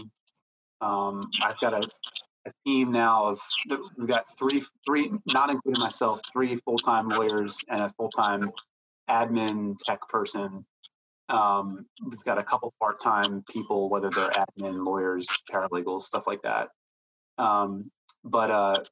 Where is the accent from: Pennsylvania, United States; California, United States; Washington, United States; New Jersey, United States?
Pennsylvania, United States; outside of Philadelphia; moved away as an adult; now in Raleigh, United States; I grew up in outside of Philadelphia, been here in Raleigh since 2012